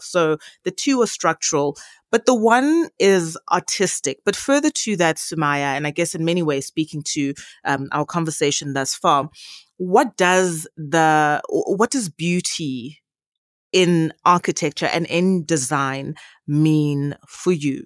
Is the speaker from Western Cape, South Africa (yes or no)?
no; Johannesburg, Gauteng, South Africa; We are born and bred in Johannesburg, in Gauteng